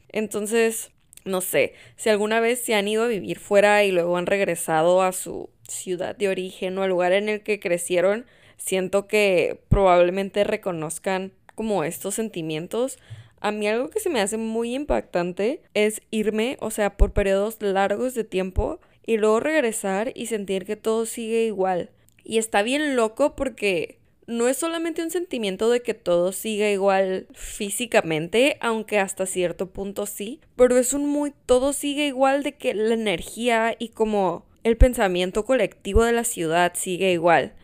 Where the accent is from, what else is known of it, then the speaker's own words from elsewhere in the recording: Tijuana, Baja California, Mexico; moved away as an adult; also born or lived in Mexico City; Se cumplen 10 años de que me fui a vivir a Ciudad de México, de que dejé mi amada, bella, pequeña, loca, crazy ass shit Tijuana.